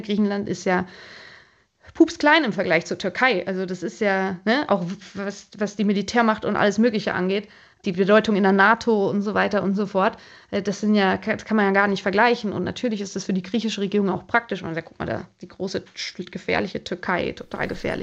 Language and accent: German; Germany; now in Greece; als Deutsche